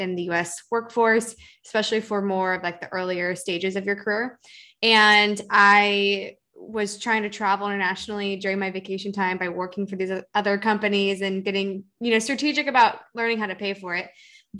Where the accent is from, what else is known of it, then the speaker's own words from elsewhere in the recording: Seattle, Washington, United States; moved away as an adult; now in California, United States; I grew up in the Seattle area in the suburbs